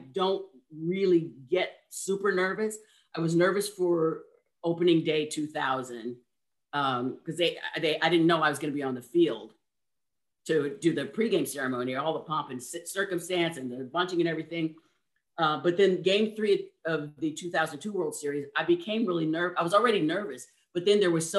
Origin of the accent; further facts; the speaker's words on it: Oakland, California, United States; I was born in Oakland